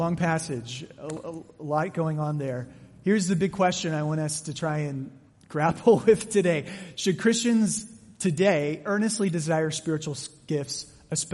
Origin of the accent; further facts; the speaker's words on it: Mesa, Arizona, United States; I grew up in Mesa